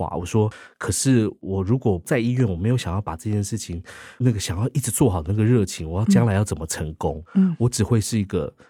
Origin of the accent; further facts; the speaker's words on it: Taiwan; 对，我们台湾人自己的故事，而且用音乐来说，我觉得是一个宝藏。